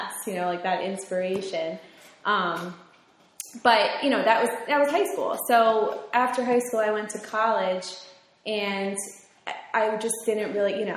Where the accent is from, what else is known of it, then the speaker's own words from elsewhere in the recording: Bridgewater, New Jersey, United States; in high school, Westfield, I'm from Bridgewater, so Westfield was like kind of far from me